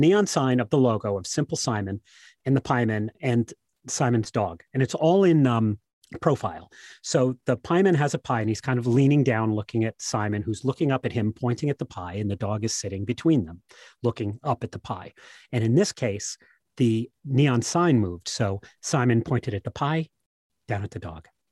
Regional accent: New Jersey, United States; I come from New Jersey

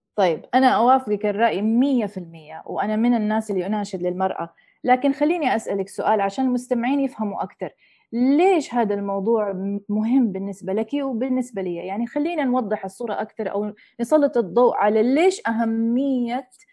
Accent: Saudi Arabia; moved away; also born or lived in United States; والدتي أجنبية وتربية السعودية وعشت في أمريكا

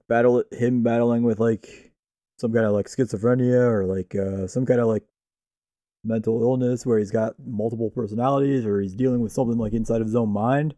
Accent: Cleveland, Ohio, United States; we're from the Cleveland area

